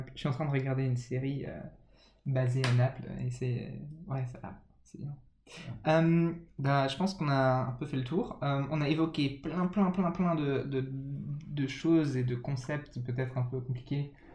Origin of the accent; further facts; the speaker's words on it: France; j'ai grandi en, en, France de parents anglais